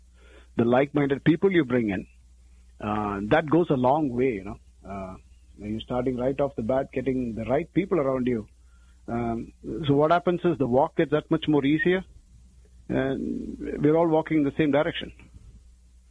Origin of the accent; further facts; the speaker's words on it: India; moved away as an adult; now in Cherry Hill, United States; I'm an engineer from India